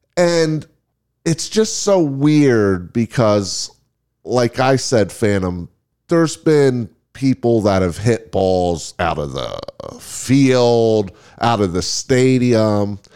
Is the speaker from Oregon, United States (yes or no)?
no; Las Vegas, Nevada, United States; we are from Las Vegas.